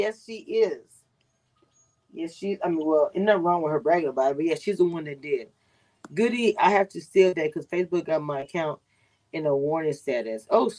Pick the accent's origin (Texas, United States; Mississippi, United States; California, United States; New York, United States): Texas, United States; also born or lived in Louisiana; Not from the South. I'm from Texas and from Louisiana.